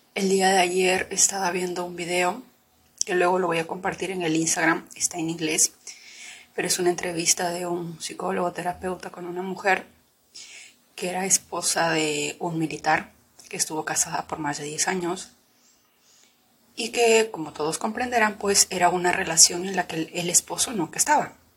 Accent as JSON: {"language": "Spanish", "region": "Lima", "country": "Peru", "tie": "born or raised there", "also_born_or_lived": "Huancayo, Peru", "said": "nos fuimos de, de Huancayo, que es donde yo vivía, nos fuimos a la ciudad de Lima."}